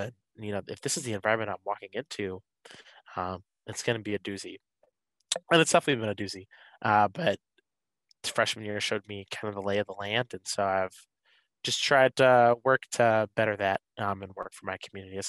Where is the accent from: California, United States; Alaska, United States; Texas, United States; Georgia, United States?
Georgia, United States; Atlanta; moved away as an adult; now in Michigan, United States; I'm originally from Atlanta, Georgia, which is easily the best city represented on this panel.